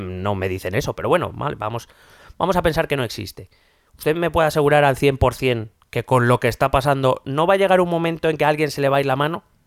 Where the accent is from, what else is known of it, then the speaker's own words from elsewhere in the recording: Madrid, Community of Madrid, Spain; yo soy madrileño, vivo en Madrid